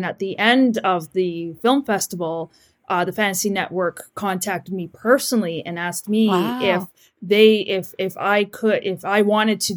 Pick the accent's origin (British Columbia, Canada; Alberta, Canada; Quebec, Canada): British Columbia, Canada; Vancouver; I'm from Vancouver, British Columbia, Canada, and I am a filmmaker and graphic designer